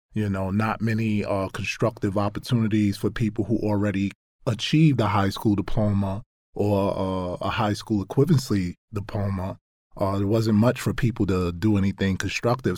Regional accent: New York City, New York, United States; I grew up in Brownsville, Brooklyn, in New York

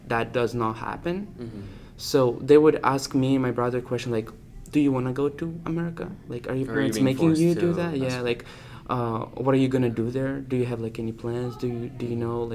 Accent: Russia; born or raised there; now in United States

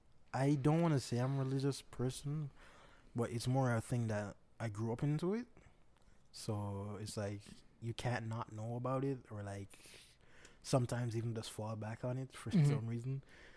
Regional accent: Jamaica; Yes, I'm Jamaican.

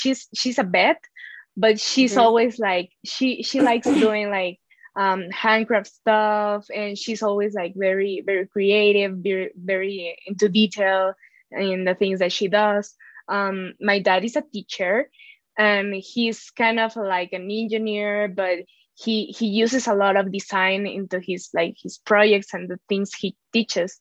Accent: Mexico; I'm from Mexico.

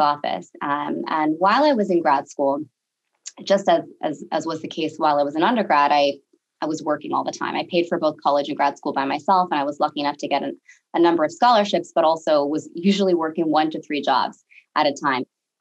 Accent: Bay Area, California, United States; grew up in the Bay Area

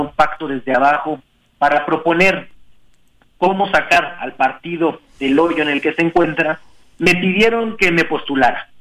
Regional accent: Mexico City, Mexico; also born or lived in Oaxaca; soy un oaxaqueño nacido en Iztapalapa

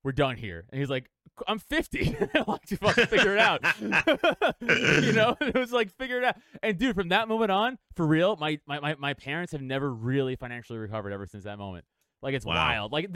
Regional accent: New York City, New York, United States; moved away as an adult; now in Philadelphia, United States; I'm from New York. We're in PA now. We're in Philly right now, but I'm from New York. I'm from Staten Island

